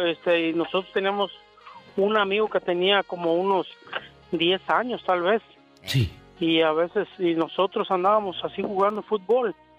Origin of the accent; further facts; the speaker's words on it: León, Guanajuato, Mexico; now in Phoenix, United States; yo soy de León, Guanajuato